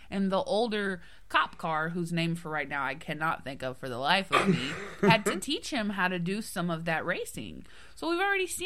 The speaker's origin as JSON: {"language": "English", "region": "Texas", "country": "United States", "said": "Look, I am from Texas. I can talk shit about NASCAR."}